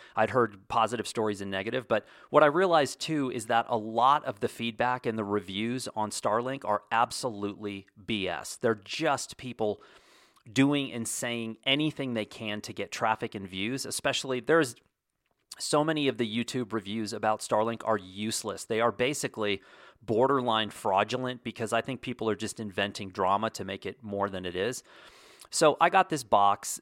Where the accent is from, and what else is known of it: United States